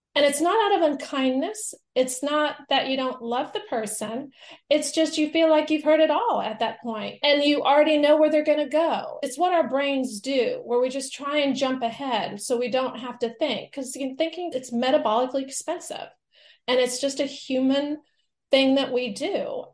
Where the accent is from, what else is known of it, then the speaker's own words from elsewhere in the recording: the American South, United States; I'm from the American South